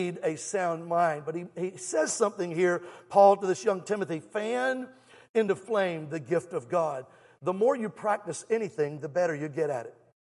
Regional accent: Alabama, United States; I'm from Alabama.

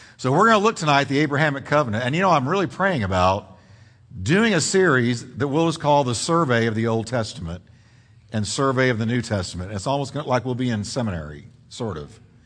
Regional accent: Texas, United States; also born or lived in New York; I'm a Texan. I grew up since I was five years old in Texas.

